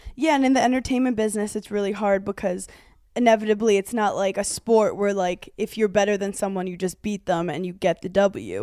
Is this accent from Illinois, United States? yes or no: no; New York City, New York, United States; I'm such a New Yorker